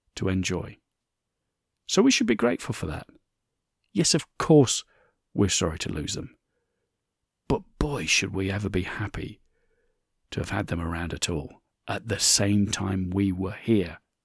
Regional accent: United Kingdom; my home country of the U K

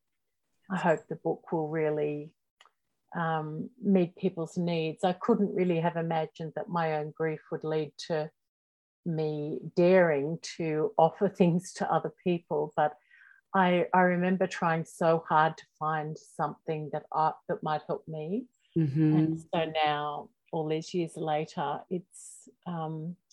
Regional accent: Australia; accent: Australian; I'm in Australia, if you can't already tell by my accent

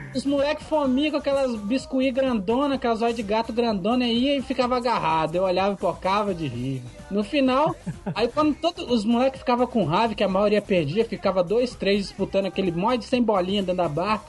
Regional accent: Vitória, Espírito Santo, Brazil; eu sou do Espírito Santo, Vitória

